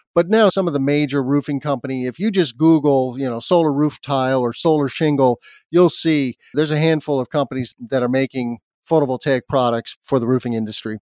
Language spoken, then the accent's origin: English; Albuquerque, New Mexico, United States; moved away; also born or lived in Indiana; I grew up in Albuquerque, New Mexico. Even though I was born here in the Midwest in Indiana